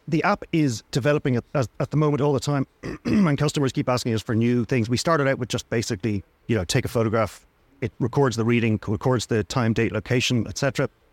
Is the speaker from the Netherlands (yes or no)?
no; Dublin, Leinster, Ireland; also born or lived in Wicklow; now in Greystones, Ireland; I'm from Dublin